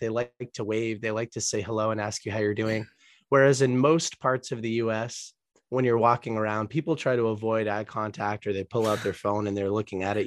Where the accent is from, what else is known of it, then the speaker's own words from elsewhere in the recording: United States; also born or lived in Boston, Massachusetts area / Colombia; I was born in the United States